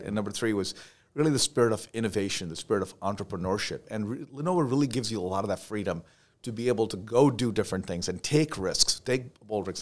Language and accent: English; Dubai, United Arab Emirates; moved away; also born or lived in India; I was born in India, um, and grew up in Dubai, uh, United Arab Emirates